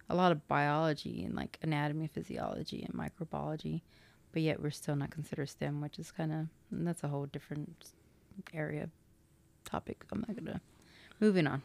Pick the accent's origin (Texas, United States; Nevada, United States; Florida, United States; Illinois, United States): Texas, United States; Dallas; I am from Dallas, Texas